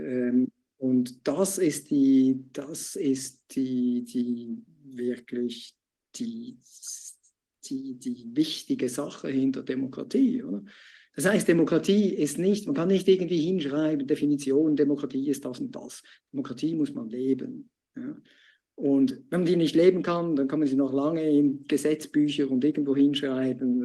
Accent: Switzerland; mir als Schweizer

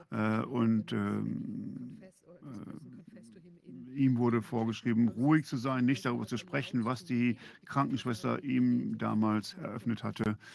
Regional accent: Canada; Also erstmal sind wir Kanadier grundsätzlich erstmal sehr höflich.

